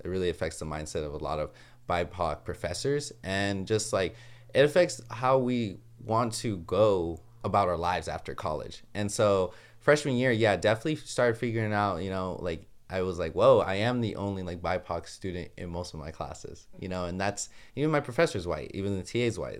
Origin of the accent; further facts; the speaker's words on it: Los Angeles, California, United States; moved away as an adult; now in Ithaca, United States; I'm from Los Angeles, California, but currently going to Ithaca